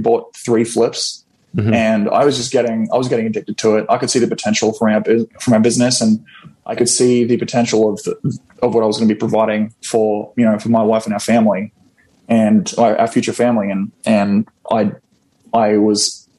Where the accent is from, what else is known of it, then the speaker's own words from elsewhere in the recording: Australia; moved away as an adult; now in Florida, United States; I am originally from Australia, born and raised